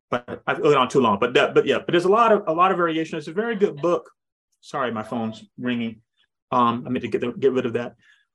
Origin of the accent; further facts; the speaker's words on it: Kumasi, Ashanti, Ghana; You know, we grew up in Kumasi in Ghana, and in the smaller villages